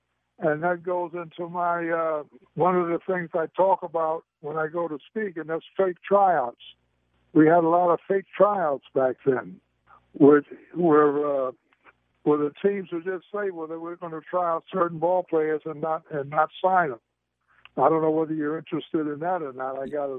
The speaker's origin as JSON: {"language": "English", "town": "Stamford", "region": "Connecticut", "country": "United States", "tie": "born or raised there", "said": "Well, when I grew up in Stamford, the baseball teams had to come up with the best ball players because the games that were booked and they were bet on."}